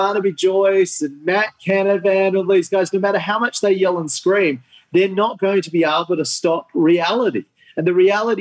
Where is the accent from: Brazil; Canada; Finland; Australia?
Australia; Sydney, New South Wales; I grew up in Sydney's northern suburbs